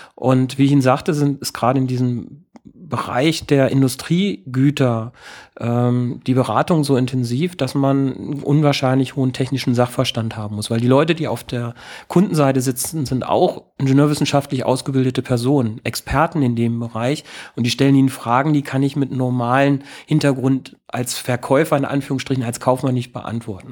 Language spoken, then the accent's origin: German; Lower Saxony, Germany; moved away; Ich komme ähm, aus Niedersachsen, aus vom, meine Eltern haben einen landwirtschaftlichen Betrieb